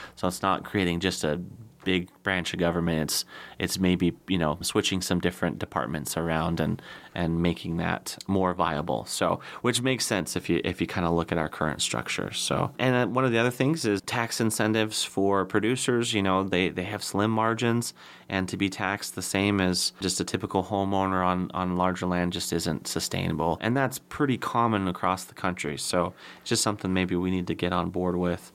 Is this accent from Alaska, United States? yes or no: yes; Soldotna, Alaska, United States; as a kid growing up in Soldotna